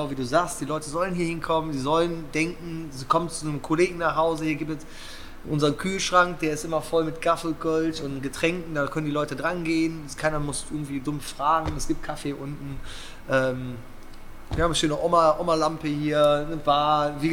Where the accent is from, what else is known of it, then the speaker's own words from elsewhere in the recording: Cologne, North Rhine-Westphalia, Germany; Nee, also selbst als Kölner, äh, bei uns gibt es jetzt kein großes Geschwader.